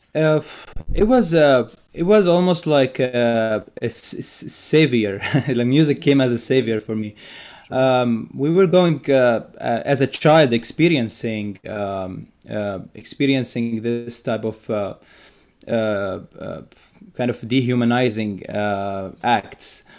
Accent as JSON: {"language": "English", "town": "Bethlehem", "region": "West Bank", "country": "Palestine", "tie": "born or raised there", "moved": "yes", "said": "I'm originally from Palestine. I grew up in, uh, in Bethlehem, Palestine, a very historic place."}